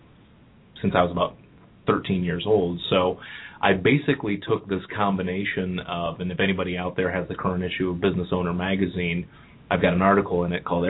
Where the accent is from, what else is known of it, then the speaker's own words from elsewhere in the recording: Cleveland, Ohio, United States; moved away as an adult; also born or lived in New York; now in Cincinnati, United States; I'm originally from Cleveland